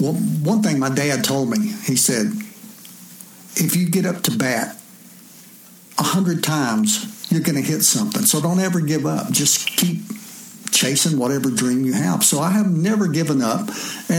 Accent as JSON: {"language": "English", "town": "Atlanta", "region": "Georgia", "country": "United States", "also_born_or_lived": "Honolulu", "accent": "southern", "said": "I wanted to come home to Atlanta. And so I got a job with Home Depot. Well, they loved my southern accent over there"}